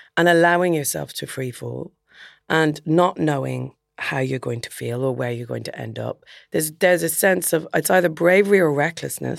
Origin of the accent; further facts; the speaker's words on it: Dublin, Leinster, Ireland; moved away as an adult; also born or lived in Belfast / England; going to Belfast, which is a two hours drive north of Dublin. So it's definitely far enough away to feel like you've moved out of home.